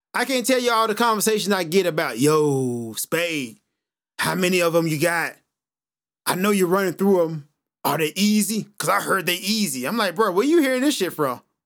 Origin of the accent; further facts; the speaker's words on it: United States; being an American